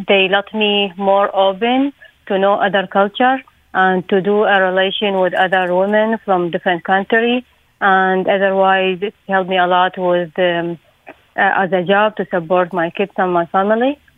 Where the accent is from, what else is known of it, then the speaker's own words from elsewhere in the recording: Iraq; from Iraq.